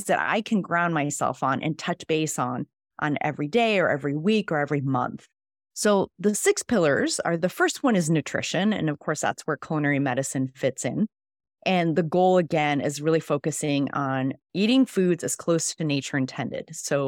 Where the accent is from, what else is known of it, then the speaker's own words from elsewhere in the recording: Mexico City, Mexico; first language Spanish; English is a second language; also born or lived in Switzerland; now in San Diego, United States; I actually was born and raised in Mexico City, so Spanish is my first language.